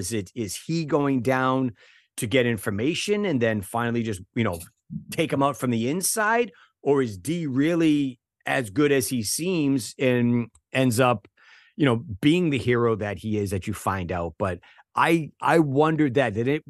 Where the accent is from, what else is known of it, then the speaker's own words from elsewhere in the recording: Waltham, Massachusetts, United States; I'm not from Boston, but I grew up in Waltham, which is a suburb of Boston.